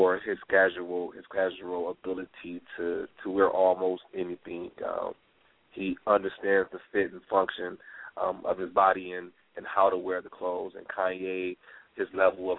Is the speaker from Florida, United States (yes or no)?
no; Detroit, Michigan, United States; now in New York City, United States; I'm from Detroit, yes. I am born and raised, and I currently live in New York City